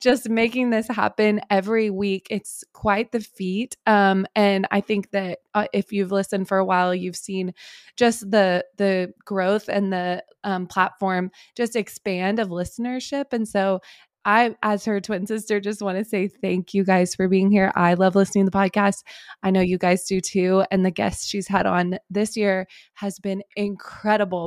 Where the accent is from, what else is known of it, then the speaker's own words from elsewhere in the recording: Texas, United States; growing up in Texas